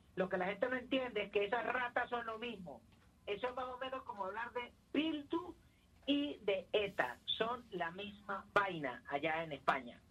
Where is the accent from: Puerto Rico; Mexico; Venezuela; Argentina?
Venezuela; los venezolanos, tanto usted, el legado de sus padres, sus abuelos y los míos, que no somos descendientes de Bolívar, también ayudamos a construir este país